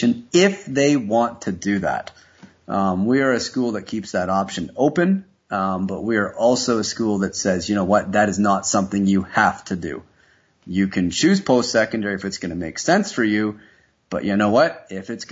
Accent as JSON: {"language": "English", "country": "Canada", "said": "I'm a Canadian"}